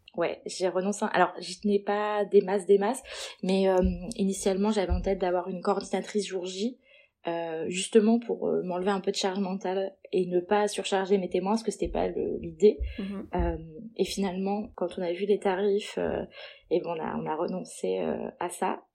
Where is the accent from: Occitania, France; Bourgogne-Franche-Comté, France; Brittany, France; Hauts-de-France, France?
Occitania, France; Perpignan; je suis née à Perpignan